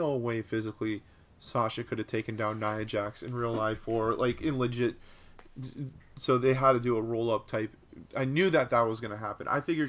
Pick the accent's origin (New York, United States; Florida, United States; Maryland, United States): Florida, United States; yeah, I'm from South Florida. My parents are from Eastern Europe, but I'm not.